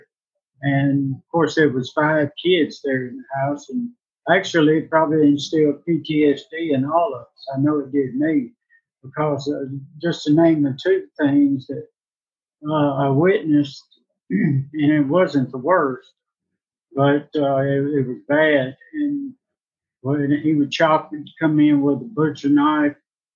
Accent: Indianola, Mississippi, United States; I was born in 1959 in Indianola, Mississippi

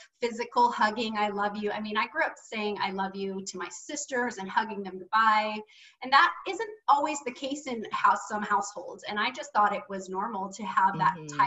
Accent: Seaside, Oregon, United States; I grew up in Seaside, Oregon

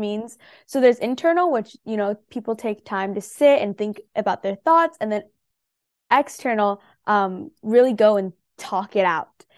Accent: San Jose, California, United States; I grew up in the Bay Area, and so that is San Jose, California.

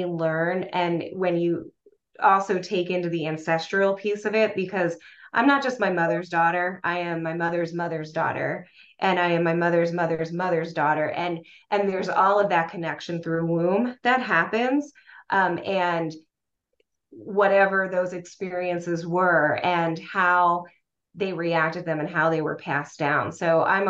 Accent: Lancaster, Pennsylvania, United States; I grew up in Lancaster, Pennsylvania, and in Lancaster, where I grew up

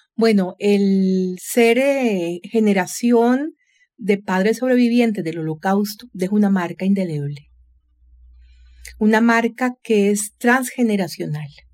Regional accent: San José, Costa Rica; soy vecina, nací por el barrio Don Bosco mis padres origen polaco nacionalizados costarricenses, es decir, yo soy primera generación tica

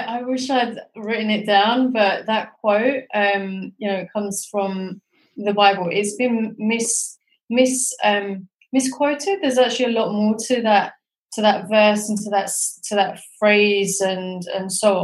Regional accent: London, United Kingdom; also born or lived in Pakistan (ancestry) / South East England; now in Edinburgh, United Kingdom; I was born in London, and my family are originally from Pakistan. And myself, I live in Scotland, in Edinburgh.

